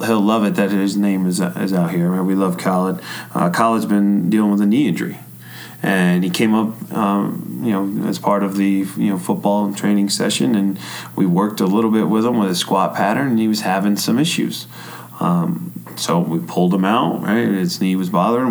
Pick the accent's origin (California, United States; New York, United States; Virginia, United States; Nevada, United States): New York, United States; also born or lived in North Carolina; now in Michigan, United States; I grew up in New York